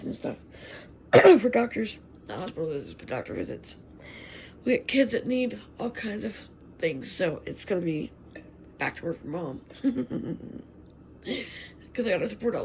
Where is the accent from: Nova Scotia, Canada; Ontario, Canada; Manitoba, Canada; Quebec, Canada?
Manitoba, Canada; Winnipeg; also born or lived in Toronto; we're from Winnipeg